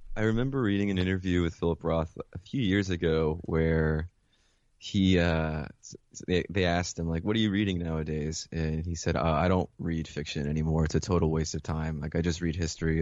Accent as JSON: {"language": "English", "town": "Mount Vernon", "region": "New York", "country": "United States", "tie": "born or raised there", "also_born_or_lived": "Caracas, Venezuela / Philadelphia", "said": "And then I moved uh, with my mother to Mount Vernon, which is where she grew up"}